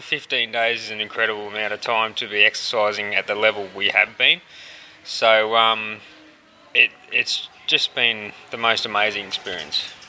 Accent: Brisbane, Queensland, Australia; I'm from Brisbane, Australia

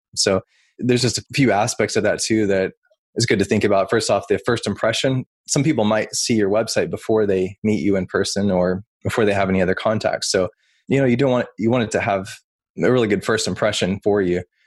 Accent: Oklahoma, United States; moved away as an adult; now in Salem, Virginia, United States; Originally, I'm from Oklahoma, something that probably most people wouldn't guess about me since I deal with websites for a living is I actually grew up on a cattle ranch.

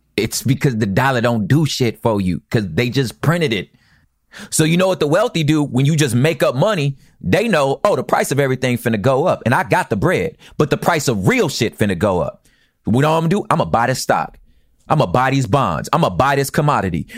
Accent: United States; I'm American.

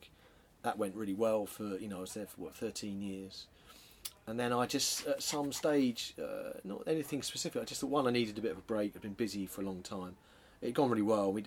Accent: London, United Kingdom; also born or lived in Norwich; I'm from South London. I grew up in the sort of suburbs of near Croydon.

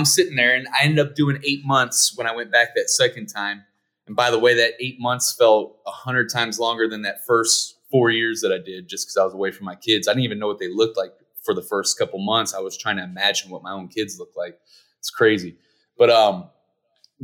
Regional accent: Ferguson, Missouri, United States; I grew up in Ferguson, Missouri

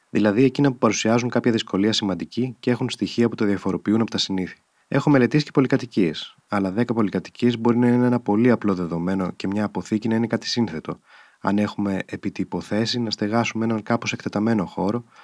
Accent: Athens, Attica, Greece; born there; Γεννήθηκα όμω στην Αθήνα το 1936.

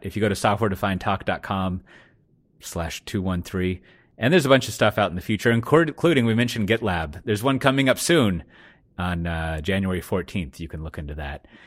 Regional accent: United States; now in Netherlands; I'm an American

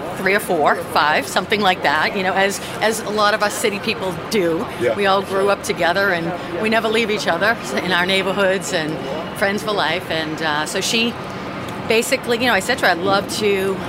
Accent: Boston, Massachusetts, United States; accent: Boston; I grew up in Dorchester

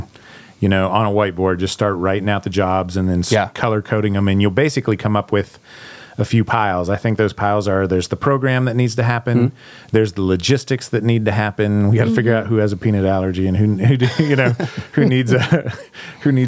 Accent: Pittsburgh, Pennsylvania, United States; I'm from Pittsburgh. Blue collar, we build things.

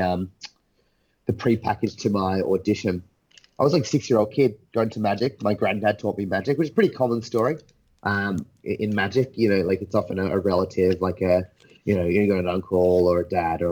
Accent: Australia; also born or lived in England; I was born in England, lived a few years there, moved to Australia when I was like four. So, I'm Australian through and through.

